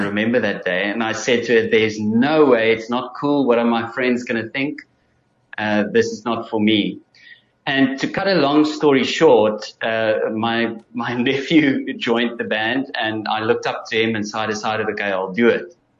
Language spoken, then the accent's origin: English; Bloemfontein, Free State, South Africa; now in Cape Town, South Africa; born and bred in uh, Free State, um, so not too far away from Gauteng. And then I grew up in Bloemfontein. Most of my school career was in Bloemfontein